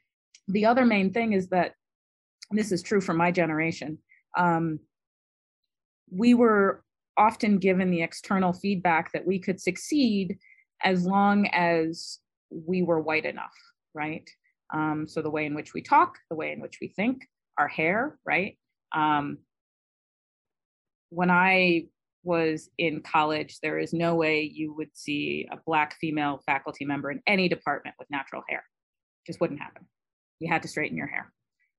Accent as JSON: {"language": "English", "town": "Detroit", "region": "Michigan", "country": "United States", "tie": "born or raised there", "accent": "generic American East Coast", "said": "So I have a very generic American East Coast accent. You can't tell where I grew up. I grew up in Detroit. I don't talk like a Detroiter when I'm talking to other people professionally."}